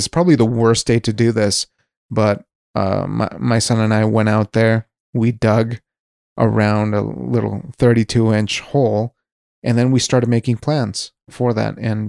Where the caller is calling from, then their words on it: Wyoming, United States; I'm speaking from Wyoming, so this is a place that has been fairly lenient. We're a very low population state.